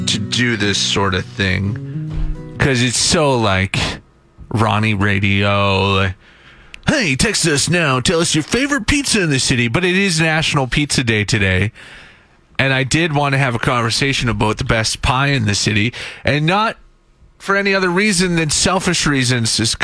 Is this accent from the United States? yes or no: no; Saskatchewan, Canada; I'm from Saskatchewan